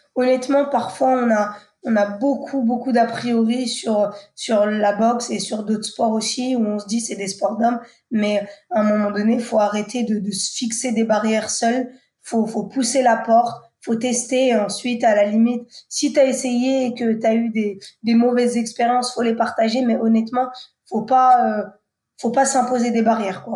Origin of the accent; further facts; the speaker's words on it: Le Havre, Normandy, France; je viens du Havre, donc de Normandie où euh, j'ai grandi la plus grande partie de, de, ma vie